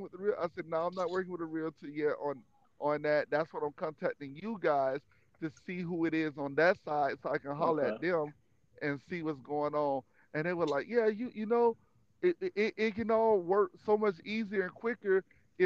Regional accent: Miami, Florida, United States; from Miami who came from nothing

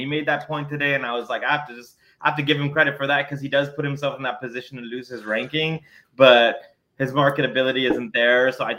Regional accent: the South, United States; We're from the South.

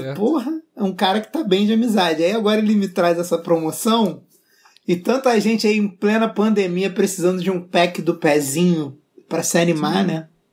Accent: Rio de Janeiro, Brazil; eu não sou carioca, eu sou tijucano

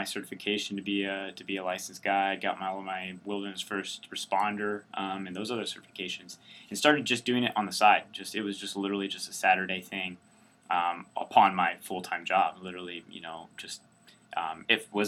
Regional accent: Springfield, Missouri, United States; also born or lived in New York City; I actually grew up in the area. I grew up about an hour from here and then moved to Springfield in high school.

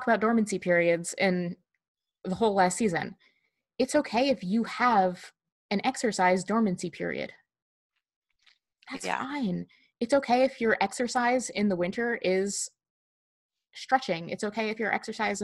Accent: New Jersey, United States; growing up in Jersey

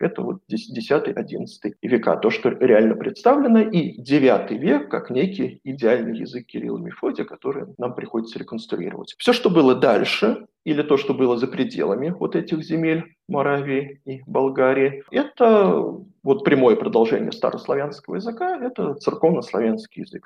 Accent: Moscow, Russia; moved away as an adult; now in Banská Bystrica, Slovakia; я коренной москвич, жил в центре Москвы

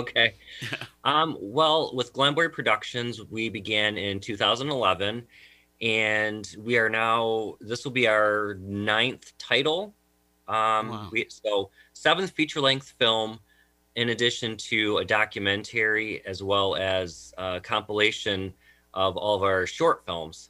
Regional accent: Jamestown, New York, United States; I'm actually originally from the Jamestown, New York area

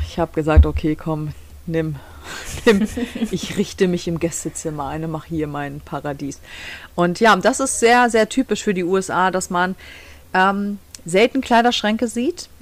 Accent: Germany; now in Michigan, United States; bei uns in Deutschland

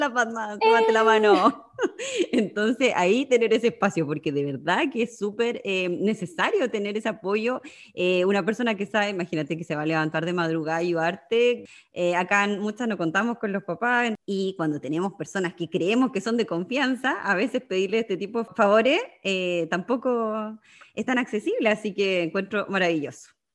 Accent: Magallanes and Chilean Antarctica, Chile; moved away as an adult; also born or lived in Sydney, Australia; now in Netherlands; soy magallánica viviendo en Holanda ya hace eh, dos años

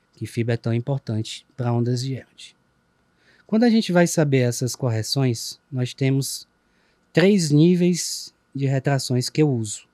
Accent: Ceará, Brazil; accent: Cearense; o cearenseis, nossa, nosso dialeto

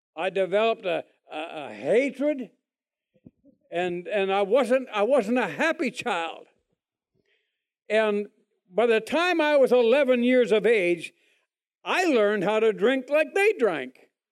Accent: Toronto, Ontario, Canada; moved away; I was born in Canada, Toronto, Canada, a long, long, long, long time ago

